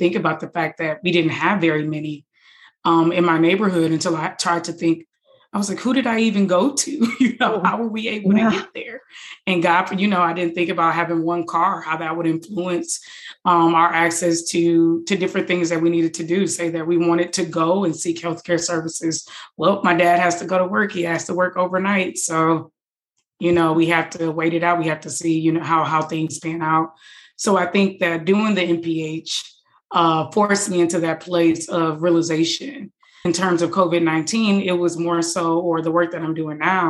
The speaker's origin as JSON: {"language": "English", "town": "Detroit", "region": "Michigan", "country": "United States", "tie": "born or raised there", "moved": "yes", "said": "I grew up in Detroit, so I'm from Detroit"}